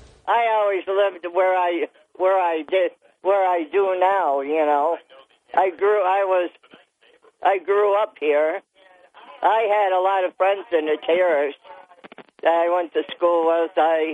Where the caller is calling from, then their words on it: Dickinson, New York, United States; Town of Dickinson.